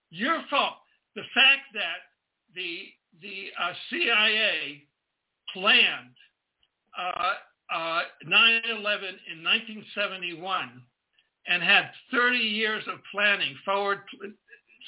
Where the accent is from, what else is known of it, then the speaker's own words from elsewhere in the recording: Pensacola, Florida, United States; also born or lived in Canada; I was born in May 24th, 1942, at the U.S. Naval Air Base in Pensacola, Florida, where my father was a lieutenant in the U.S. Navy training troops